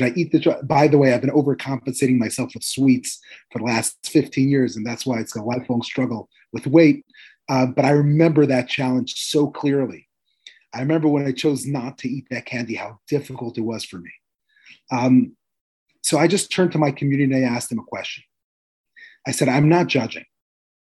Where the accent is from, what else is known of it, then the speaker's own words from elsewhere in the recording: Moscow, Russia; also born or lived in Manhattan, United States; now in New York, United States; I grew up in Moscow